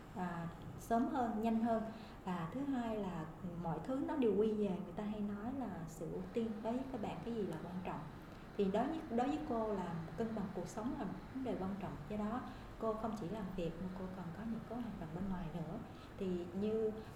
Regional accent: Vietnam; moved away

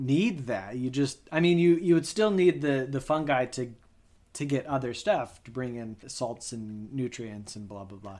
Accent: Colorado, United States; Growing up in Colorado, we had a number of aspen trees in our backyard

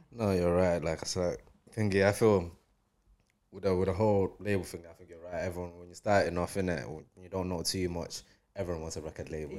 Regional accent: Zimbabwe; now in Manchester, United Kingdom; I grew up in Zim.

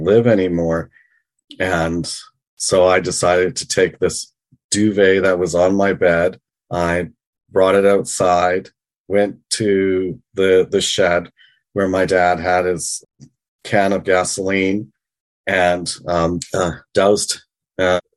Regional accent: British Columbia, Canada; moved away as an adult; also born or lived in Vancouver / Victoria / London, England; now in Toronto, Canada; I was born and raised in British Columbia, lived in Vancouver, Victoria

